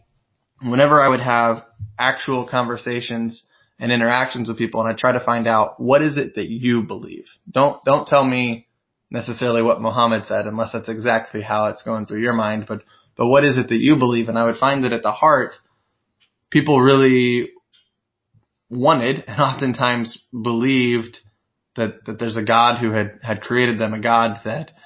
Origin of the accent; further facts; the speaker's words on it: Missouri, United States; moved away as an adult; also born or lived in Bronx, New York; now in New York, United States; I'm from Missouri, and when I moved to the Bronx